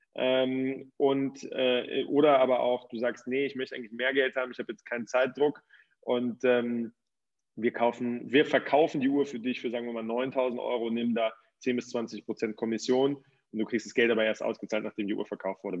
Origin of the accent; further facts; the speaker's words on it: Cologne, North Rhine-Westphalia, Germany; moved away as an adult; now in Switzerland; Ich komme ursprünglich aus Köln und ähm, lebe in der Schweiz mittlerweile